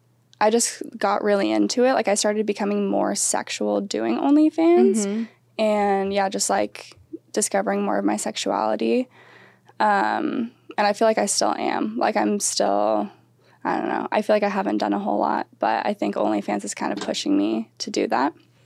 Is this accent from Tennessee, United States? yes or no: no; Oregon, United States